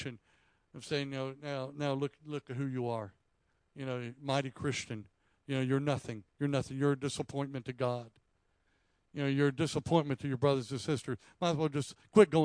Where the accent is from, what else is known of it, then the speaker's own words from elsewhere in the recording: South Carolina, United States; I grew up in South Carolina